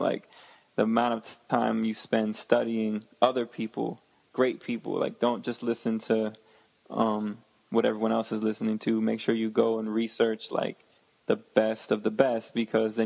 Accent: Connecticut, United States; also born or lived in Westchester, New York; originally I'm from Connecticut. I grew up in like Connecticut and Westchester, which is like outside of New York

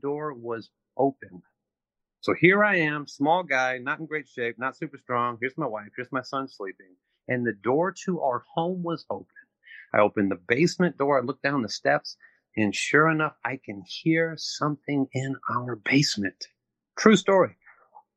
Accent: St. Louis, Missouri, United States; I come from St. Louis, which is the murder capital of the United States.

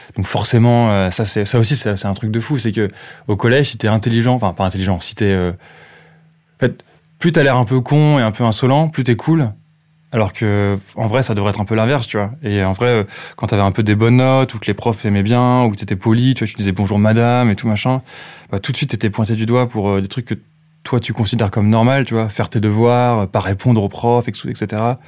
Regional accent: Châteaudun, Centre-Val de Loire, France; J'ai grandi à Châteaudun, en Eure-et-Loire

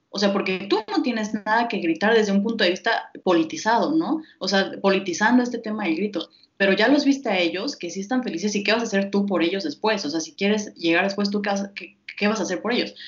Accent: Mexico; nosotros como mexicanos

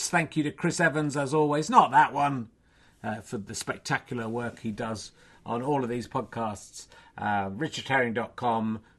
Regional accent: Scotland, United Kingdom; I will be coming to Scotland, which I love, and is my hometown.

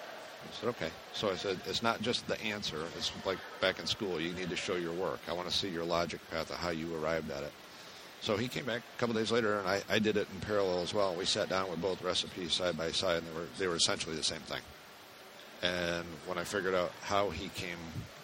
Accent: Finger Lakes, New York, United States; also born or lived in Charlotte, North Carolina; now in Lowell, United States; I grew up over in the Finger Lakes part of New York

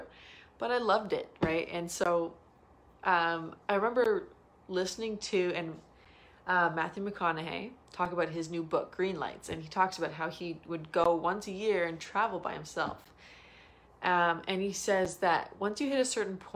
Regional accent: Toronto, Ontario, Canada; I'm from Toronto. I'm in BC.

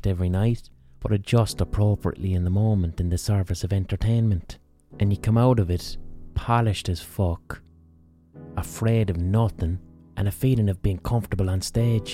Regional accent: Limerick, Munster, Ireland; in Limerick, in my own city

